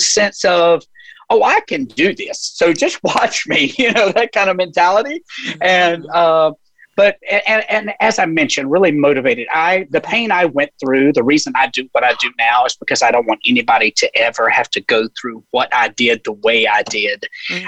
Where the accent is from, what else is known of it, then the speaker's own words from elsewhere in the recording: the South, United States; now in San Diego, United States; being from the South